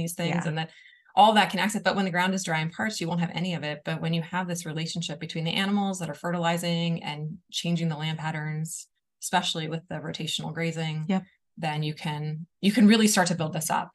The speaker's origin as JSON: {"language": "English", "area": "East Bay", "region": "California", "country": "United States", "tie": "born or raised there", "also_born_or_lived": "Walnut Creek, California / Chicago", "moved": "as an adult", "lives_now": "Colorado, United States", "said": "I grew up in the East Bay"}